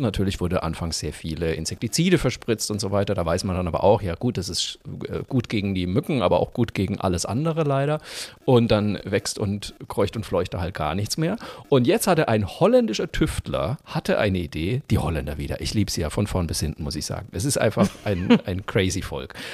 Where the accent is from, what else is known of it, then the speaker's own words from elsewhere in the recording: Franconia, Bavaria, Germany; ich bin ja Franke